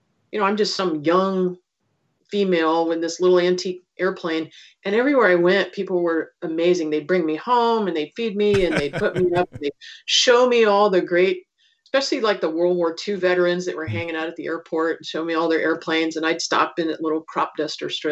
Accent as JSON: {"language": "English", "region": "West Virginia", "country": "United States", "also_born_or_lived": "Salmon, Idaho", "moved": "yes", "said": "I know how to say Crick because I'm from West Virginia"}